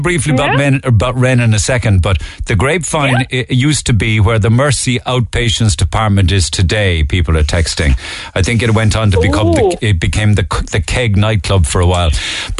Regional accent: Cork, Munster, Ireland; Do you have a bit of nostalgia for me growing up in Cork?

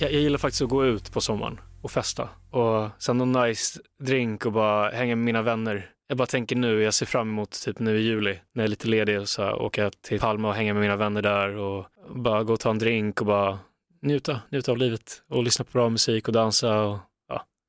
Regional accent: Stockholm, Stockholm County, Sweden; jag är från Stockholm

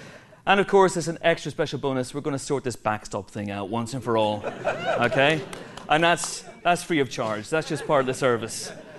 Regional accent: Banbridge, Northern Ireland, United Kingdom; accent: Northern Irish; moved away; As a Banbridge boy born and bred, I'm delighted to bring the Empire Podcast to Northern Ireland

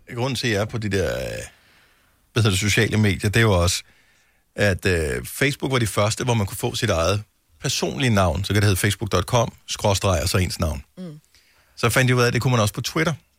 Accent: Funen, Southern Denmark, Denmark; moved away as an adult; now in Copenhagen, Denmark; jeg er jo selv opvokset på Fyn

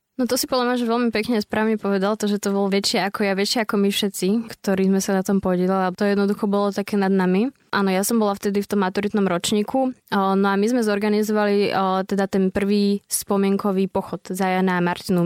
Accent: Dubnica nad Váhom, Trenčín Region, Slovakia; som v Dubnice, nie som z Bratislavy

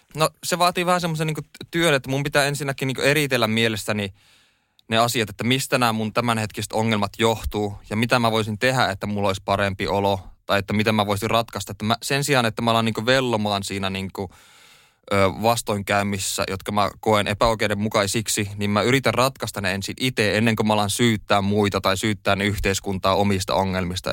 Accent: Oulu, North Ostrobothnia, Finland; moved away as an adult; now in Helsinki, Finland; mä koen ja olen kotoisin tota Oulusta. Oulussa mä oon syntynyt ja siellä

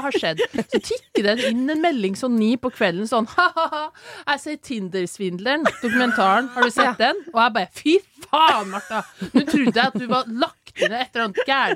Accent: Ytterøya, Trøndelag, Norway; Jeg er 27 år, jeg er fra Ytterøya, en liten øy i Trøndelag

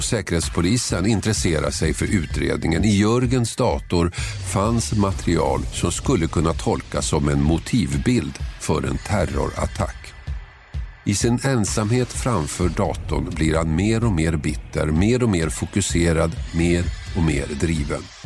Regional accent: Tumba, Stockholm County, Sweden; Jag är uppvuxen i Tumba, sydost om Stockholm

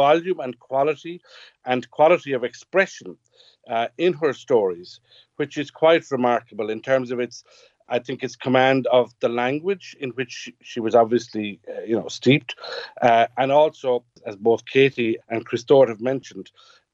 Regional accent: West Kerry, Munster, Ireland; growing up here in West Kerry and growing up in Gaeltacht

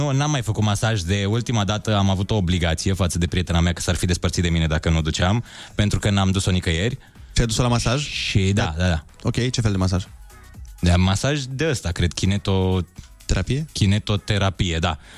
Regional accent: Transylvania, Harghita County, Romania; now in Bucharest, Romania; venetic și eu. Sunt, uh, sunt venit din Ardeal.

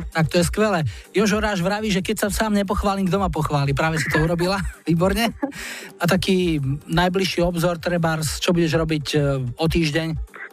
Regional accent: Hostie, Slovakia; Obec hostie. Obec hostie.

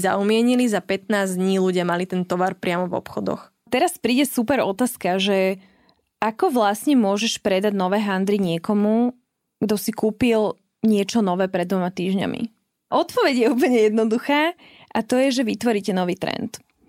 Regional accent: Trenčín, Trenčín Region, Slovakia; pochádzam z Trenčina

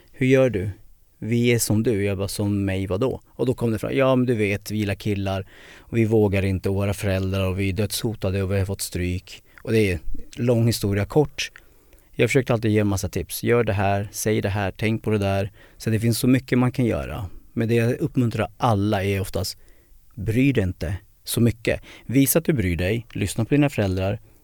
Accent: Södertälje, Stockholm County, Sweden; jag är född i Södertälje 76

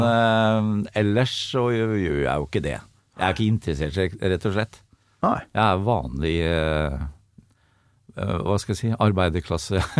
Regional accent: Sponvika, Østfold, Norway; jeg kommer fra Sponvika, som er eh, et lite fiskevær på utsida av Sinsensusbrua. Ja. Rett i munningen av, der du kommer inn i Iddefjorden.

